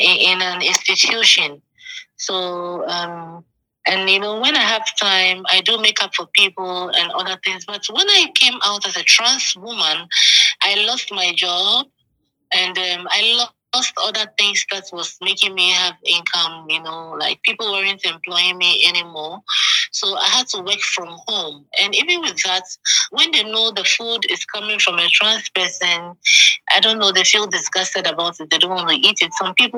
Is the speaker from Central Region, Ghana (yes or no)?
no; Accra, Greater Accra, Ghana; also born or lived in Tema; I was born in Accra in Usu, and I lived all my life growing up in Accra.